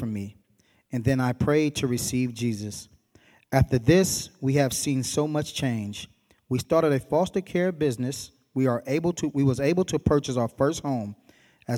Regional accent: Berkeley, California, United States; I grew up in Berkeley

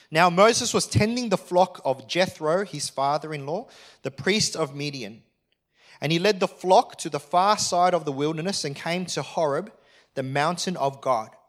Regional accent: Australia; I am an Australian.

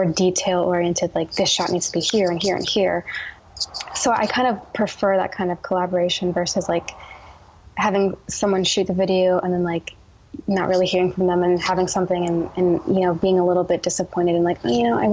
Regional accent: New Jersey, United States; moved away as an adult; also born or lived in New York City; now in Portland, United States; having grown up in New Jersey

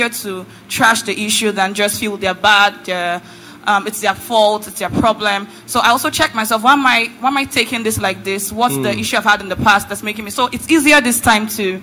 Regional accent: Lagos, Nigeria; growing up in Lagos

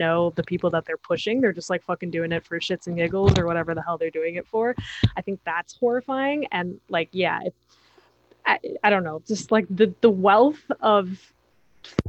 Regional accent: New York City, New York, United States; I'm from Manhattan

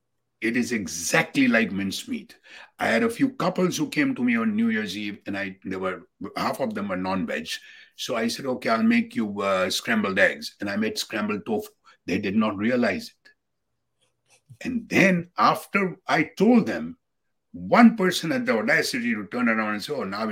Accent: Gadsden, Alabama, United States; And then I had to drive back to my hometown, Gadsden, a small little place in Alabama near Birmingham.

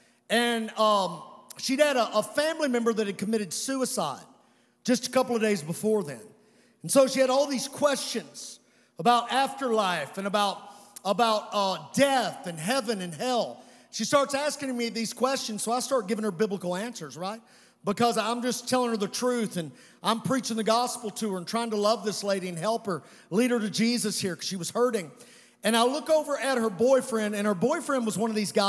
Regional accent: Western Kentucky, United States; I'm from Western Kentucky

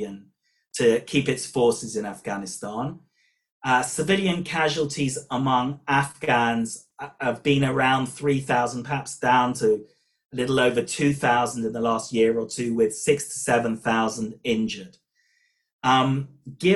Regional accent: United Kingdom; accent: British; moved away as an adult; now in Israel; my British accent hasn't disappeared despite living in Israel for over 20 years

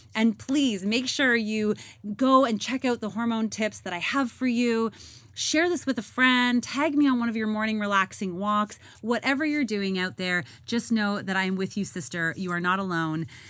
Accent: Canada; moved away; I am Canadian and I was in Canada for the summer.

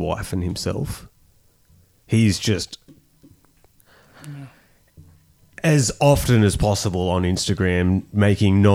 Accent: Australia; we're Australian

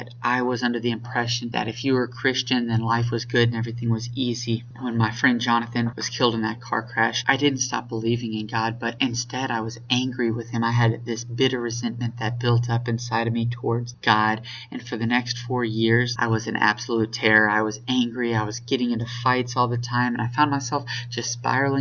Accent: Spring, Texas, United States; I was born and raised in the North Houston area

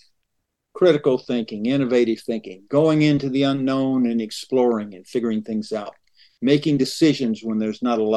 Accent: rural Western Georgia, United States; also born or lived in Atlanta, Georgia; I was raised in rural Georgia, rural Western Georgia

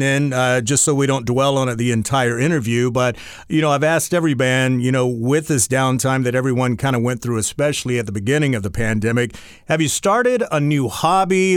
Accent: North Carolina, United States; I grew up in North Carolina

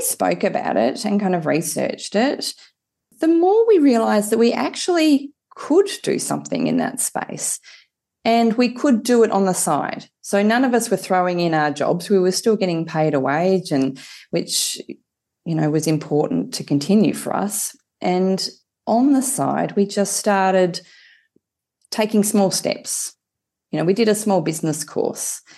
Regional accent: Hobart, Tasmania, Australia; I grew up in Hobart, had a rather sheltered and a very lucky um, upbringing down in Tassie

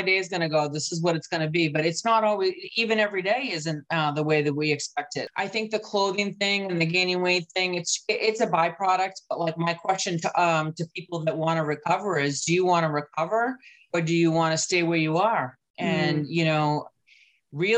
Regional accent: New England, United States; I'm from New England

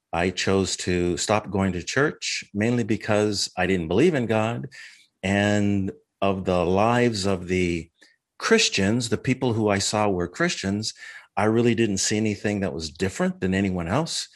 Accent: Minnesota, United States; moved away as an adult; now in San Diego, United States; I was, uh, born and raised in Minnesota.

